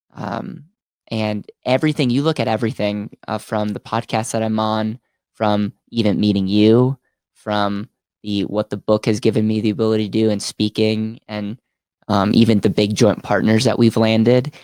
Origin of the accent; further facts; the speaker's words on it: Stevens Point, Wisconsin, United States; University of Stevens Point, which was my hometown